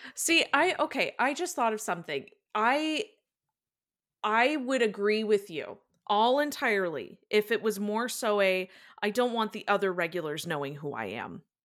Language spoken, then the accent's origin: English; Ireland; I'm Irish